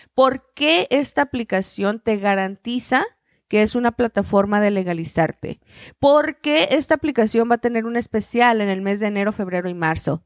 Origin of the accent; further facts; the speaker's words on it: Chihuahua, Mexico; yo soy de Chihuahua